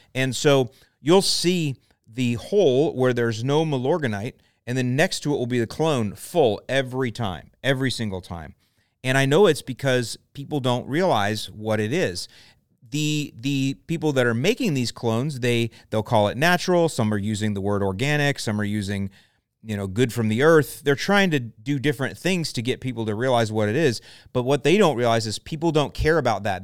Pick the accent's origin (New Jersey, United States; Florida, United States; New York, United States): Florida, United States; St. Petersburg; now in Lakewood Ranch, United States; the house I grew up in in Saint Pete